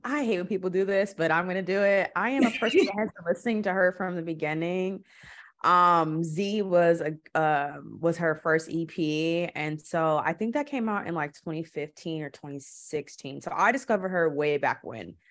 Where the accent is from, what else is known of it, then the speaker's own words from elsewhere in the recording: Milwaukee, Wisconsin, United States; moved away as an adult; also born or lived in Los Angeles; now in Portland, United States; I'm from Milwaukee. Milwaukee is I love my city, I will always rep where I'm from, but it's ghetto. And it's a lot of Black people there. It's a lot. It's like forty percent or something. That's pretty high for a city. So, I always grew up having Black teachers